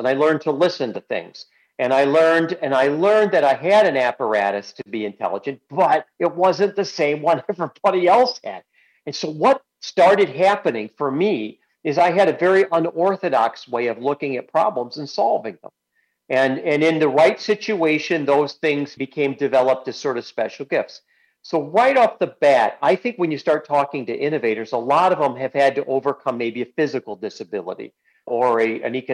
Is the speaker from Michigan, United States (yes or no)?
yes; Kalamazoo, Michigan, United States; I grew up in Kalamazoo.